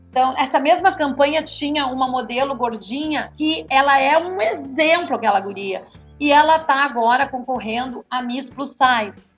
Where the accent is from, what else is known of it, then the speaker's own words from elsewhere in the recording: Montenegro, Rio Grande do Sul, Brazil; moved away; also born or lived in Taquara; E eu sou de Montenegro, morando em Taquara